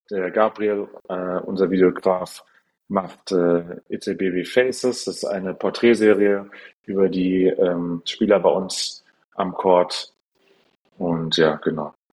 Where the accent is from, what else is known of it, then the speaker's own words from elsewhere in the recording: Frankfurt, Hesse, Germany; aber wir, wir reden schon sehr viel. Frankfurter Bubble halt